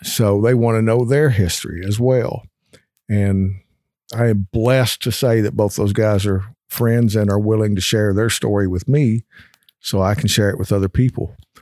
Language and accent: English; Kentucky, United States; born and raised in Kentucky